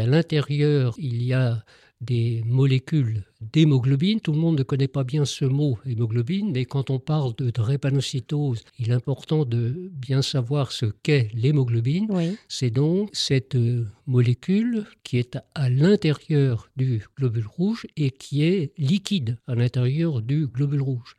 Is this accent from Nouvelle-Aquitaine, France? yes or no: no; Paris, Île-de-France, France; je suis parisien, je travaille à Paris